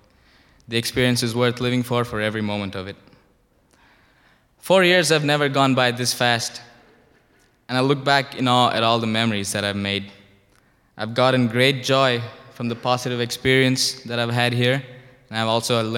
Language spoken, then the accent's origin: English; India; moved away as an adult; now in United States; I'm from India.